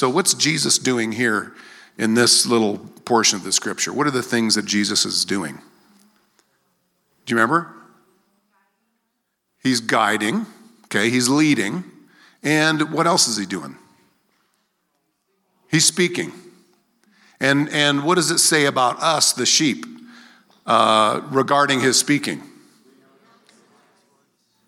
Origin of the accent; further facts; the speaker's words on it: Greeley, Colorado, United States; also born or lived in Philadelphia; And then we got to Greeley, and I grew up in Greeley. Went to Maple. I was a Maplewood Mustang, a Heath Panther, a Greeley Central Wildcat.